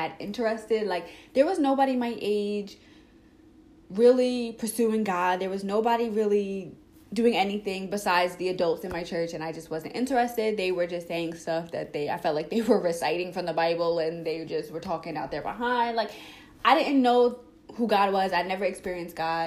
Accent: Long Island, New York, United States; I am from Long Island, New York

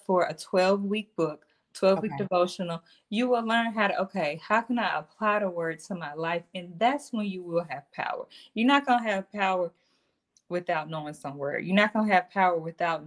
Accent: the South, United States; also born or lived in Mississippi / Tennessee; I'm from Mississippi and Tennessee

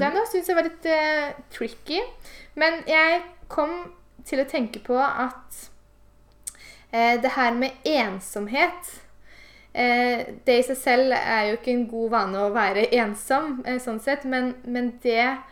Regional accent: Eastern Norway, Norway; moved away; når jeg var hjemme på Østlandet

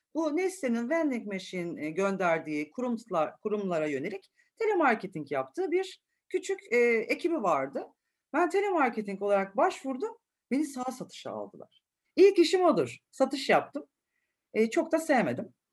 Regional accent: Istanbul, Turkey; çocukluğumun çoğu bölümünü de Acıbadem'de geçirdim.

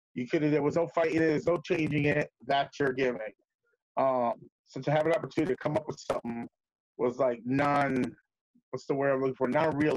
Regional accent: New York City, New York, United States; moved away; also born or lived in Puerto Rico; Originally, I'm from the Bronx. I'm from New York or the Bronx.

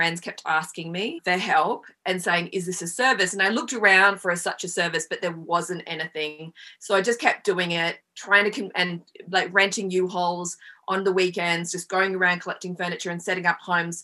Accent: Australia; moved away as an adult; now in Los Angeles, United States; I'm Australian and I've been here about 20 years

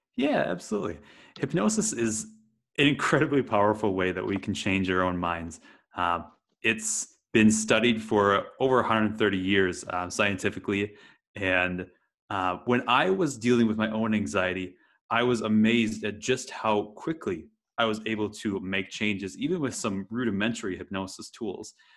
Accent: Wisconsin, United States; moved away; I grew up in Wisconsin in the US

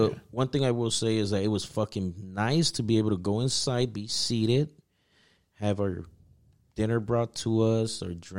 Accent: Oregon, United States; I'm from Oregon.

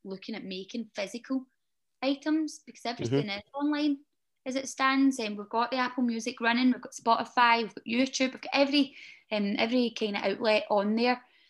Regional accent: Glasgow, Scotland, United Kingdom; moved away; I'm from Glasgow. Almost central Glasgow

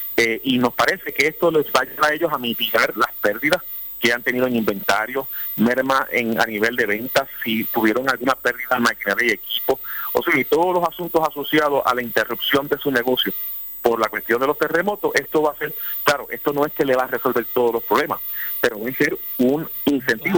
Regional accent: Ponce, Puerto Rico; yo soy de Ponce, mi familia, la gran mayoría de mi familia, mis amistades viven en el norte de Ponce

